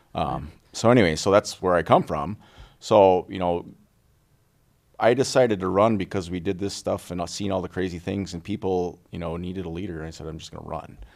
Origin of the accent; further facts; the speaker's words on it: Little Falls, Minnesota, United States; also born or lived in St. Cloud; I was born and raised in Little Falls